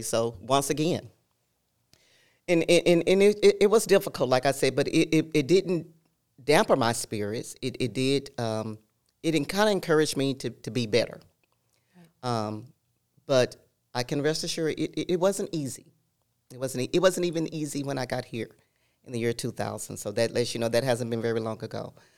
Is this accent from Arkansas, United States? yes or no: yes; El Dorado, Arkansas, United States; moved away; I grew up in Southern Arkansas, El Dorado